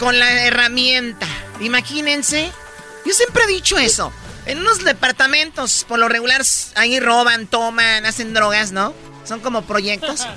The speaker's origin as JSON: {"language": "Spanish", "town": "Tepatitlán", "region": "Jalisco", "country": "Mexico", "said": "yo soy de Tepatitlán"}